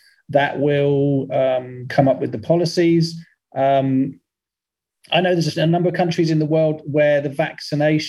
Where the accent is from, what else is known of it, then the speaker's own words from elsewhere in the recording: United Kingdom; As a British person